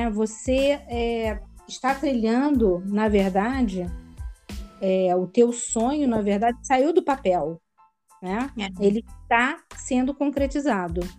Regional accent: Rio de Janeiro, Brazil; now in Portugal; eu nasci no Rio de Janeiro, como dizem, carioca da gema, né? E, mas atualmente eu moro em Portugal, né?

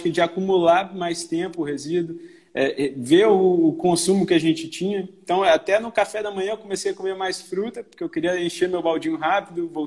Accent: Belo Horizonte, Minas Gerais, Brazil; accent: mixed mineiro/carioca; now in Rio de Janeiro, Brazil; eu sou mineiro, sou de, de, de BH, mas moro no Rio já vai fazer

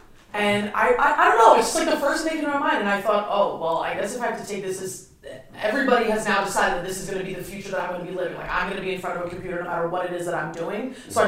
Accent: Hackensack, New Jersey, United States; we're in Bergen County, so like, you know, the whole county is an uppity county, and that's certainly where I grew up in Hackensack. It's not even uppity

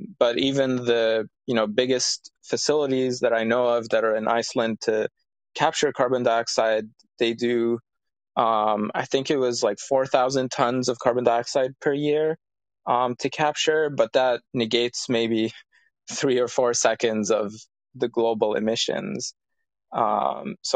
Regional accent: Cairo, Cairo Governorate, Egypt; I'm from Cairo, from a city.

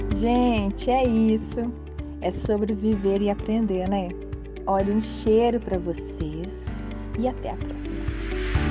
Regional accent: Minas Gerais, Brazil; eu e Cris somos mineiras

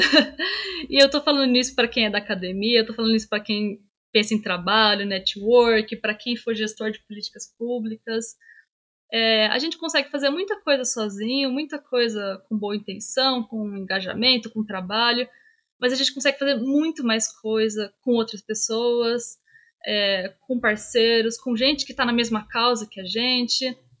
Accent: Minas Gerais, Brazil; eu sou mineira

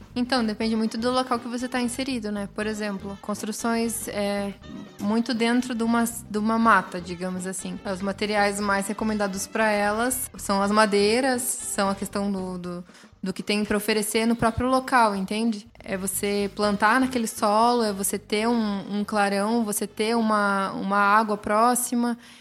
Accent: southern coast near Ilha Comprida, São Paulo, Brazil; moved away; De onde eu vim, igual para o litoral sul, tem uma praia muito próxima que se chama Ilha Comprida

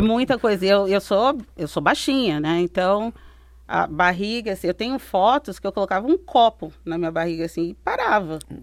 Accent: interior of São Paulo, Brazil; moved away as an adult; also born or lived in Belgium; now in United States; eu, crescendo, eu sou do interior de São Paulo

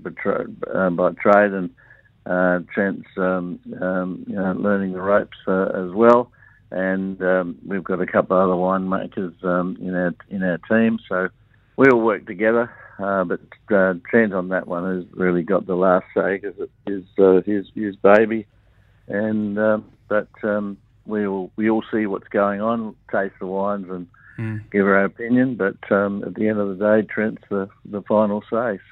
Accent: Lyndoch, South Australia, Australia; being a Brosser boy, and I used to play cricket on weekends from my hometown of Lindock

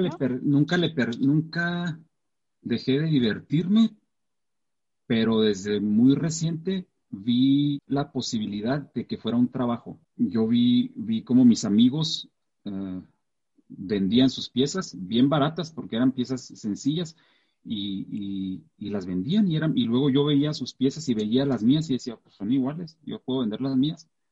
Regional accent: Mata Ortiz, Chihuahua, Mexico; also born or lived in Santa Rosa, Chihuahua; Cuando nos mudamos a Mata Ortiz fue en el 1994, tenía 11 años.

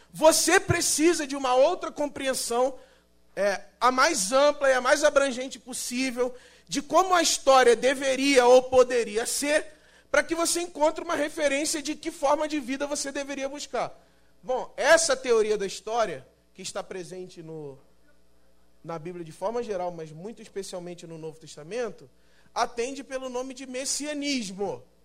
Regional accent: São Gonçalo, Rio de Janeiro, Brazil; moved away as an adult; now in São Paulo, Brazil; E eu sou do Rio de Janeiro, na verdade, de São Gonçalo, no Rio de Janeiro. E estou em São Paulo há dois anos

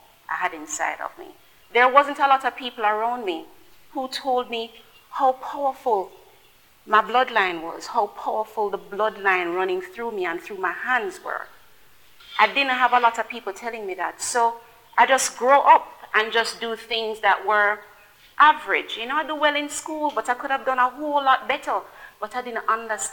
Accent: Kingston, Jamaica; I grew up in Nannyville Gardens

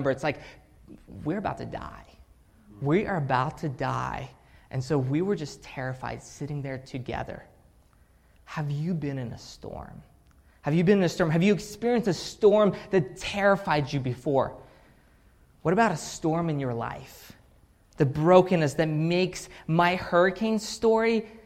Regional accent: Pensacola, Florida, United States; also born or lived in Russia / Salem, Oregon; So I was born in Russia, raised in Russia, and then we moved from Russia to Salem for a couple years, Oregon, and then we end up in Pensacola

